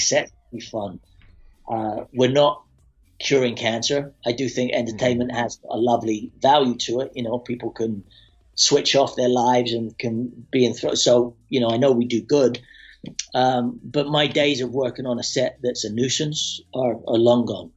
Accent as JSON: {"language": "English", "region": "Scotland", "country": "United Kingdom", "also_born_or_lived": "London", "moved": "yes", "said": "I'm a kid from Scotland"}